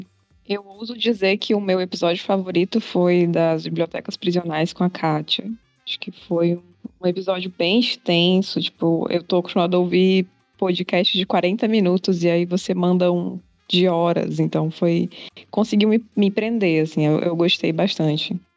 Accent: interior of Ceará, Brazil; now in Fortaleza, Brazil; eu sou do interior do Ceará, eu tô morando em Fortaleza já tem uns 10 anos.

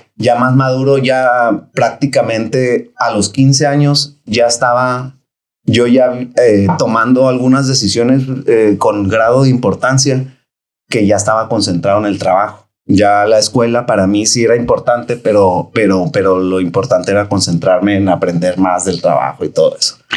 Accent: Tijuana, Baja California, Mexico; soy nacido aquí en Tijuana, gracias a Dios. Y orgullosamente, la verdad, porque pues aquí empecé, aquí me formé y aquí estudié

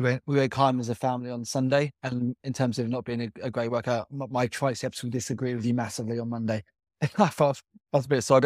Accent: Byfleet, South East England, United Kingdom; I grew up in Byfleet.

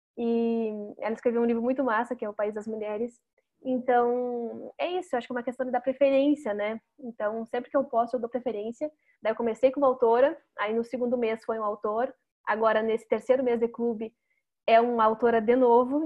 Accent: Brazil; a gente, como brasileiro, não se enxerga como latino-americano

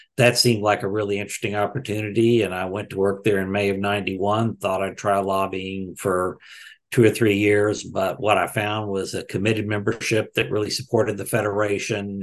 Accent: Texas, United States; I grew up in Texas.

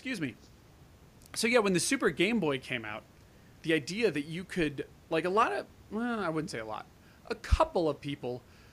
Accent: United States; I'm American

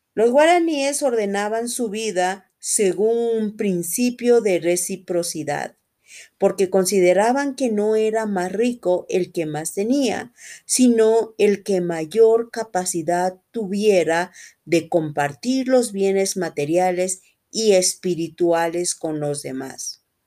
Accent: Quito, Pichincha, Ecuador; soy de Quito, Ecuador

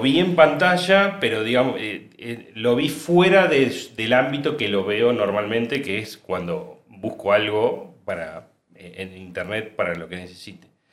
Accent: San Jorge, Santa Fe, Argentina; No soy de acá, no soy de, de Córdoba capital, soy de San Jorge, Santa Fe.

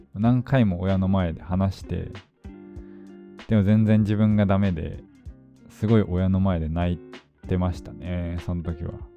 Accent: Fukuoka, Japan; moved away as an adult; now in Tokyo, Japan; もともと、あの、福岡生まれ、福岡育ちで、十八年間、高校三年生まで、福岡の実家にいた

